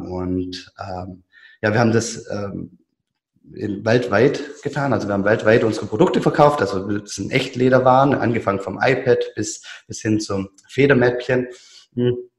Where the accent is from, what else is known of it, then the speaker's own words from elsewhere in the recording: Biberach, Baden-Württemberg, Germany; in, Biberach zwischen Ulm und dem Bodensee. Und ja, man hört ich bin ähm, Schwabe durch und durch